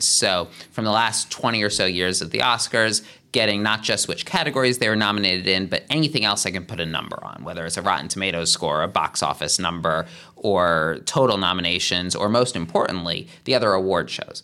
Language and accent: English; Philadelphia, Pennsylvania, United States; moved away as an adult; also born or lived in Cambridge, Massachusetts; now in Los Angeles, United States; I'm from the Philadelphia area